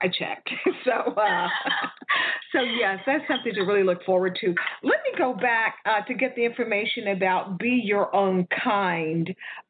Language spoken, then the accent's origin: English; Houston, Texas, United States; I'm also from Texas. I'm from Houston.